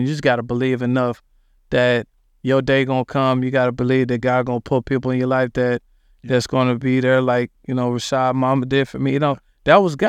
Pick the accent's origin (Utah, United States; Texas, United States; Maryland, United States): Texas, United States; Dallas; also born or lived in Philadelphia, Pennsylvania; we moved into a spot in Dallas called Oak Cliff